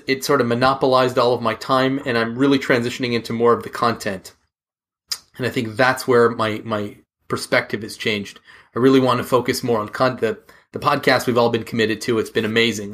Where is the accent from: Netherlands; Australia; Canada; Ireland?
Canada; We're both Canadian